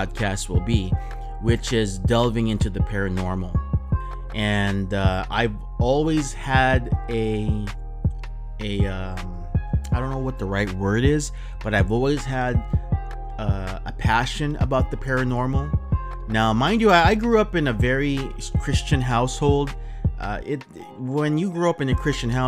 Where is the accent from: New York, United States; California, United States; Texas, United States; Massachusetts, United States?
California, United States; Southern; So I'm here from Southern California, pretty much born and raised here